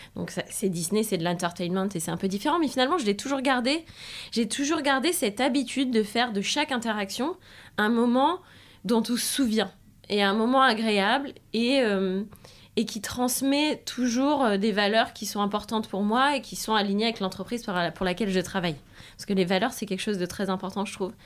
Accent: France; accent: French; moved away as an adult; also born or lived in Spain; j'étais française donc j'avais mon accent insupportable

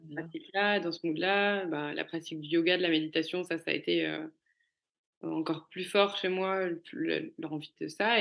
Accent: Cannes, Provence-Alpes-Côte d'Azur, France; moved away; also born or lived in Paris; je venais de Cannes, j'avais grandi à Cannes et j'avais une vie de parisienne

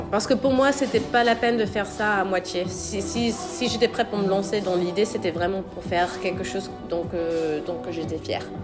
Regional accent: Pennsylvania, United States; home, euh, c'est les États-Unis. Euh, moi, je viens de Pennsylvanie. Donc, c'est juste à côté de New York.

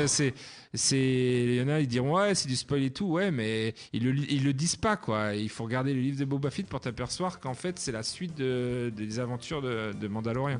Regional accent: France; en tant que Français

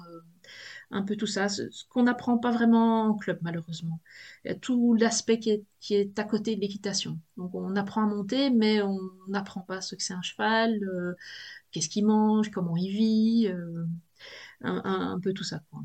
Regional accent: Belgium; accent: Belgian; je suis de Belgique, euh, je suis près de, près de la frontière française, un hein, peu loin de Maubeuge

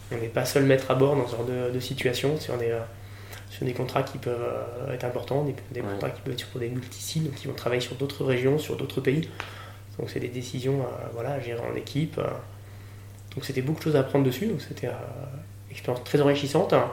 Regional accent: Nantes, Pays de la Loire, France; moved away; also born or lived in Toulouse / La Rochelle; je suis nantais d'origine.

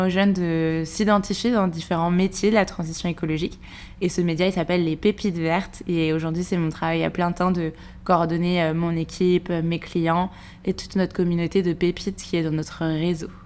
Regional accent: Segré, Pays de la Loire, France; moved away as an adult; now in Paris, France; Je suis originaire de Segré, une petite ville dans le Maine-et-Loire où j'ai grandi jusqu'à mes 18 ans.

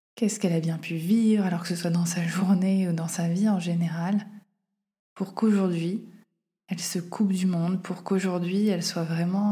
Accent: Auvergne-Rhône-Alpes, France; moved away as an adult; ma ville natale

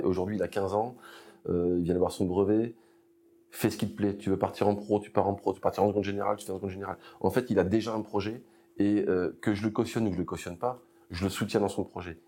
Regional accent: Amboise, Centre-Val de Loire, France; moved away as an adult; je suis originaire d'Amboise, en Indre-et-Loire

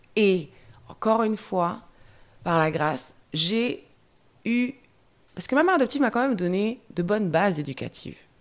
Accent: France; also born or lived in Guadeloupe; je parte de Guadeloupe. J'ai grandi en France hexagonale

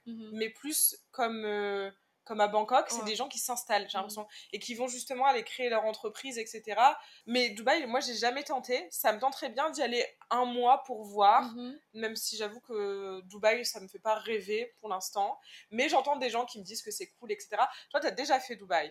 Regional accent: France; Je lui réponds de France

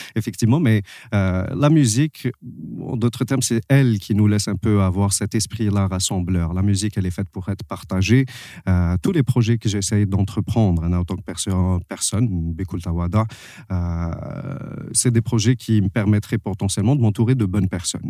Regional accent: Algeria; je suis algérien

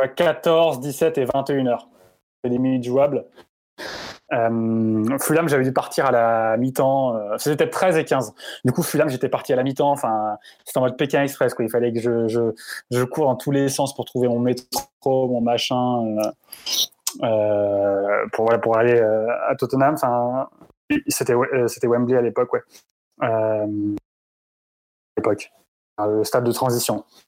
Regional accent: France; quand on est français

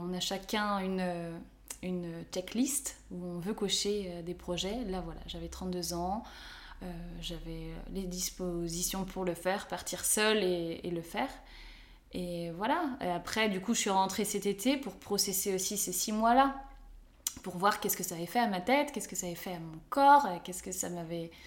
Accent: Nantes and Rennes, Brittany, France; moved away as an adult; also born or lived in Italy; moi qui suis bretonne, puisque je suis nantaise et rennaise, donc ça fait Bretagne.

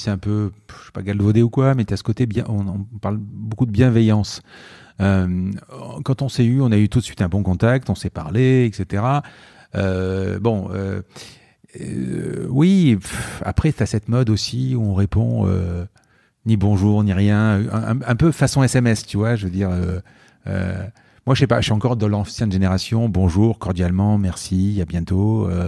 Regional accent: Marseille, Provence-Alpes-Côte d'Azur, France; je viens de Marseille, quoi. Je veux dire, je viens de Marseille, j'ai une nuit à l'hôtel

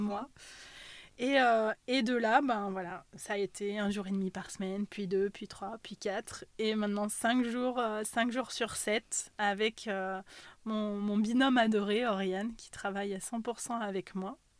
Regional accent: Ussel, Nouvelle-Aquitaine, France; also born or lived in Haute-Savoie; je suis née en Corrèze, de parents corréziens. Voilà, j'ai vécu euh, une grande partie de, ma vie euh, sur Ussel

